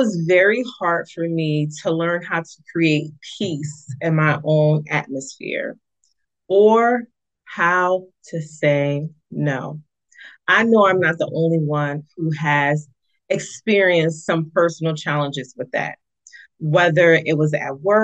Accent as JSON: {"language": "English", "town": "East Orange", "region": "New Jersey", "country": "United States", "tie": "born or raised there", "said": "the East Orange Public Library. It's my hometown"}